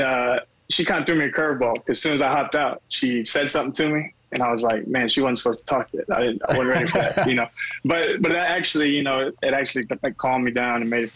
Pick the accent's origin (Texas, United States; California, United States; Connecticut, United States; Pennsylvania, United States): Texas, United States; Austin; moved away as an adult; also born or lived in Dallas; now in Houston, United States; I actually grew up in Austin